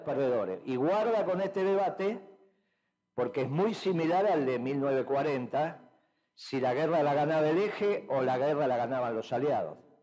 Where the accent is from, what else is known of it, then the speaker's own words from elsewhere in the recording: Buenos Aires, Argentina; moved away as an adult; now in Buenos Aires Province, Argentina; yo era un porteño igual que vos, así que soy, ahora estoy en la provincia de Buenos Aires